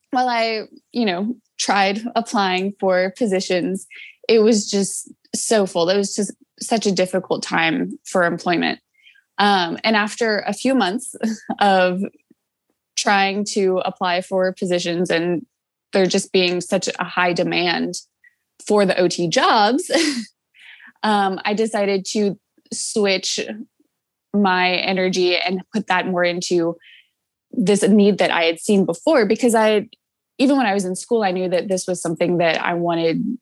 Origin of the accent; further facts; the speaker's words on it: Nashville, Tennessee, United States; I'm from Nashville, Tennessee.